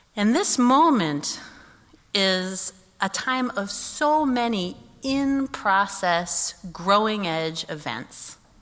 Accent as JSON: {"language": "English", "town": "Kansas City", "country": "United States", "tie": "born or raised there", "moved": "as an adult", "said": "I had not lived in Kansas City since I was 18"}